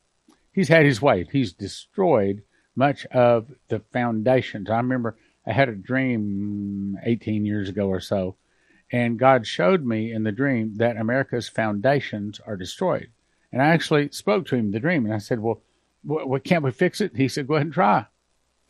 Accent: West Texas, United States; When I was growing up in West Texas

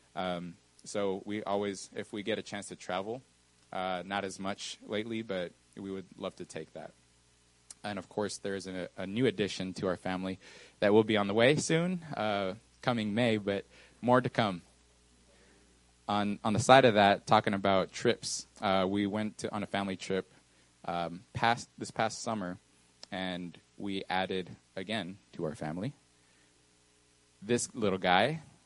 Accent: Texas, United States; also born or lived in New Mexico / Mexico; I wasn't originally born in Texas. I was born in New Mexico, moved to Mexico for a little while, probably five or six years. And then I came to this beautiful, I would say, country called Texas

